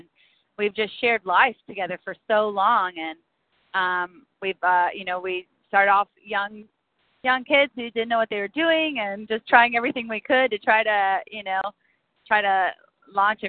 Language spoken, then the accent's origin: English; Eustis, Florida, United States; we started in a small town called Eustis in Central Florida, a very centralized, localized rural town